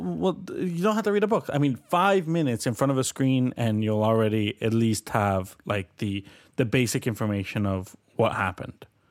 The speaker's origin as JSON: {"language": "English", "country": "Colombia", "moved": "yes", "lives_now": "Canada", "said": "I'm from Colombia"}